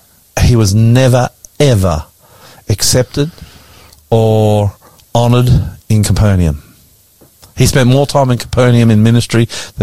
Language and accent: English; Brisbane, Queensland, Australia; also born or lived in Nowra; now in Sydney, Australia; My hometown of Brisbane.